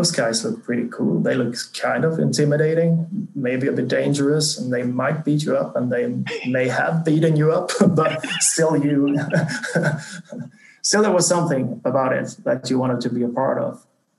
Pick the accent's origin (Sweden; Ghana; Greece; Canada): Sweden; small town 80 km south of Gothenburg, Halland County; now in Stockholm, Sweden; I grew up in this really small town, like 80 kilometers south of Gothenburg, on the countryside, more or less, like inhabitants of 5,000, I think